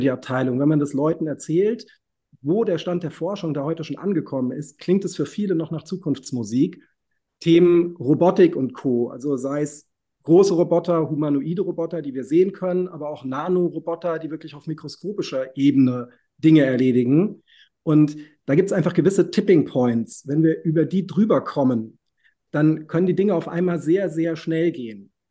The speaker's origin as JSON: {"language": "German", "town": "Reinheim", "region": "Hesse", "country": "Germany", "tie": "born or raised there", "said": "ich bin in der Schillerstraße halb aufgewachsen."}